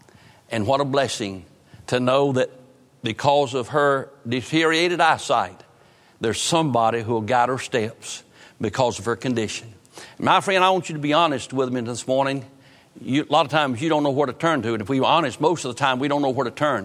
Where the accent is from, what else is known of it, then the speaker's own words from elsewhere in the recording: Roanoke Rapids, North Carolina, United States; growing up in Roanoke Rapids